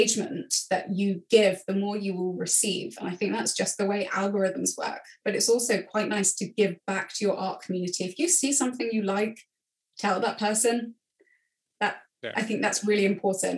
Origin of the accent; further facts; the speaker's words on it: England, United Kingdom; being English